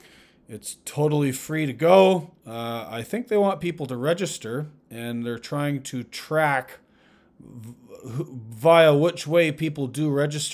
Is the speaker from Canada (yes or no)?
yes; Ottawa, Ontario, Canada; now in United States; I live in the United States now. I did go home to Ottawa